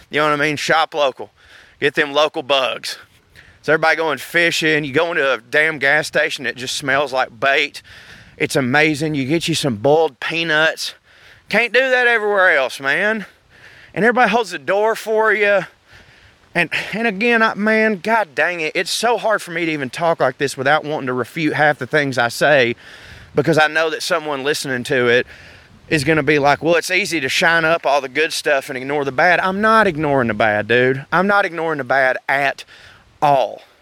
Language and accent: English; the South, United States; accent: Southern